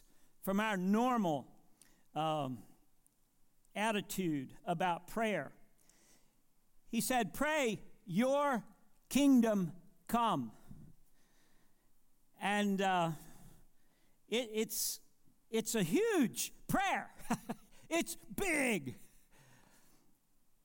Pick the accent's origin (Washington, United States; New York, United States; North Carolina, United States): North Carolina, United States; Monroe; also born or lived in Marshville, North Carolina; I was born in Monroe, North Carolina. I was born again in Marshville, North Carolina.